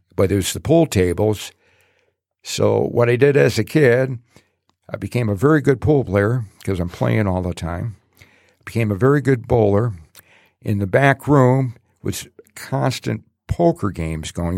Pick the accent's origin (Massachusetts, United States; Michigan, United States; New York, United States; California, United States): Michigan, United States; Detroit; also born or lived in Allen Park; growing up in Detroit.